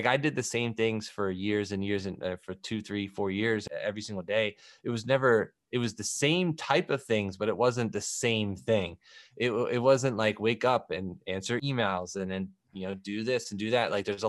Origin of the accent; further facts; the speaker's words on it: Philadelphia, Pennsylvania, United States; I'm from Philadelphia. So I'm a big NBA guy.